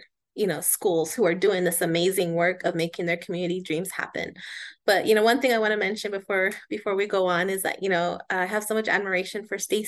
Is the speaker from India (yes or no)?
no; Pueblo of Laguna, New Mexico, United States; I am from the Pueblo of Laguna, which is about 45 miles west of Albuquerque